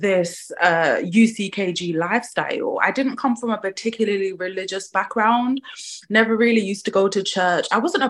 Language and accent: English; Croydon, London, United Kingdom; I'm born and bred in Croydon